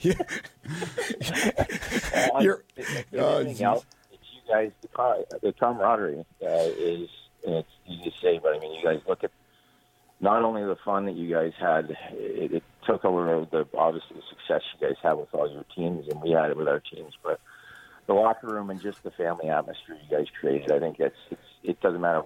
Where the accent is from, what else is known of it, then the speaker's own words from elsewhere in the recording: Toronto, Ontario, Canada; now in Los Angeles, United States; growing up in Toronto